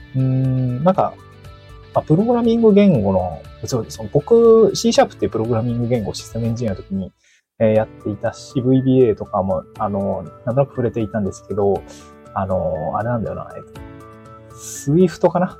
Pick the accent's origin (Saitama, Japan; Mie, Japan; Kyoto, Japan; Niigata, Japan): Niigata, Japan; moved away as an adult; also born or lived in Aomori / Tokyo; now in Awaji Island, Japan; 僕は出身が新潟なんですけど、まあ、新潟を出て大学青森に行って、就職で東京に行って